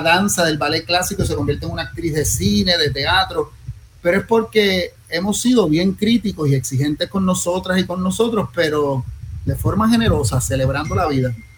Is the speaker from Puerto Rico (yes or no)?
yes; Bayamón, Puerto Rico; me crié en Bayamón